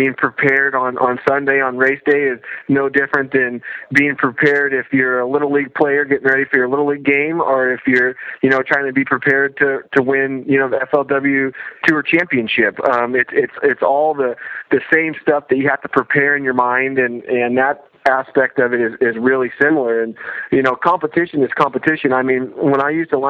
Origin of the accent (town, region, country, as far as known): west of the Rockies, California, United States; born or raised there